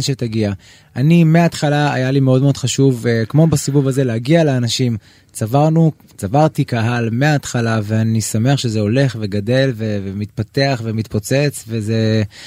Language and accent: Hebrew; Israel; אני ישראלי, אני רוצה לגור בישראל